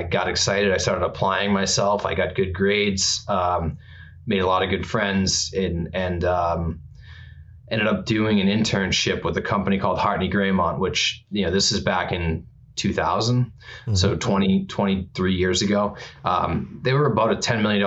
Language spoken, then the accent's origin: English; Norwood, Massachusetts, United States; we grew up in Norwood, which is a suburb of Boston, maybe 30 minutes outside of Boston